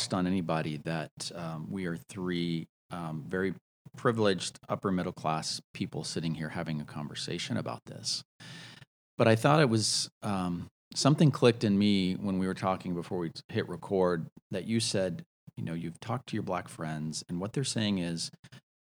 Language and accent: English; the South, United States; we are people from the South. We come from conservative backgrounds.